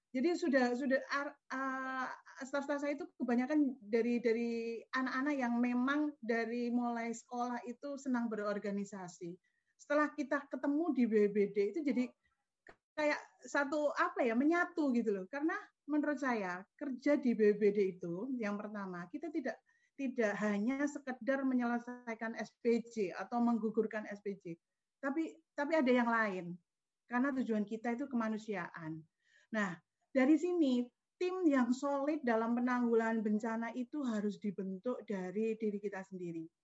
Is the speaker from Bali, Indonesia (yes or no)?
no; Pacitan, East Java, Indonesia; born there; saya lahir di Pacitan 2 Agustus uh, tahun 1977.